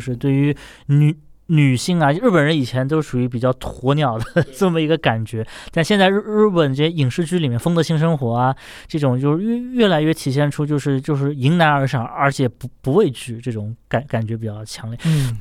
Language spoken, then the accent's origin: Chinese; China